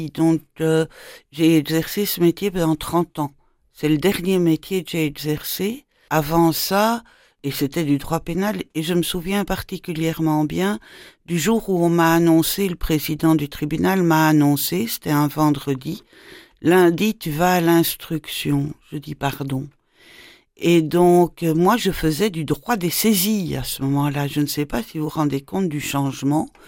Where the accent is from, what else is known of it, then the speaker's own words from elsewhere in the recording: Brussels, Brussels-Capital Region, Belgium; De Bruxelles.